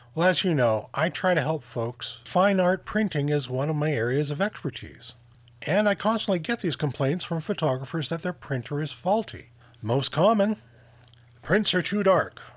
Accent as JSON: {"language": "English", "country": "Canada", "said": "I'm Canadian."}